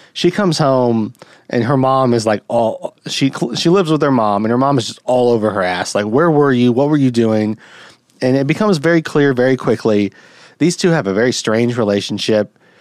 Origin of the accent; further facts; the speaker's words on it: United States; as an American